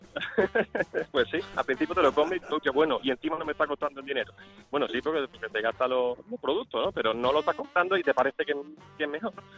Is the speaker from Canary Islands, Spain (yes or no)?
no; Seville, Andalusia, Spain; Yo vivo en Sevilla, soy de Sevilla, de momento estoy en Sevilla